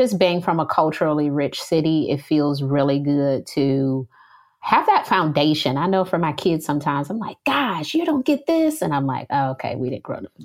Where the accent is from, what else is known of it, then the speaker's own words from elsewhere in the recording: Detroit, Michigan, United States; moved away as an adult; now in Charlotte, United States; I am from Detroit, Michigan, and I am Black. When I was growing up in Detroit